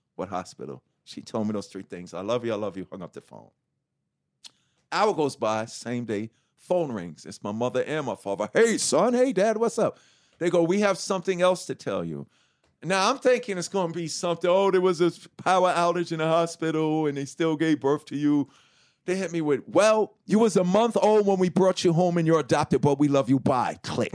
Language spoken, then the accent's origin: English; New York City, New York, United States; from Hollis, Queens, New York